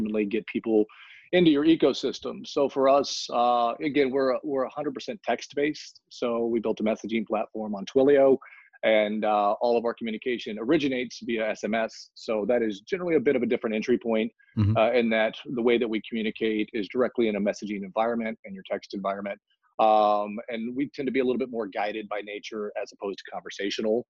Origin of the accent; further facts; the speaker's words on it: Central Texas, United States; moved away as an adult; also born or lived in Los Angeles / San Francisco / New York; I grew up in Central Texas in an area that didn't have a lot of wealth